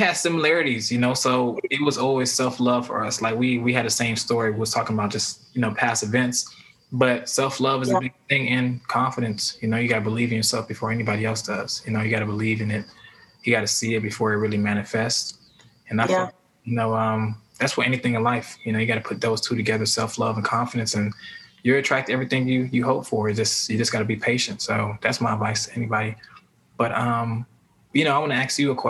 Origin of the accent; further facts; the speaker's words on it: Miami, Florida, United States; now in Atlanta, United States; it was a culture shock for me when I moved up here because I'm from Miami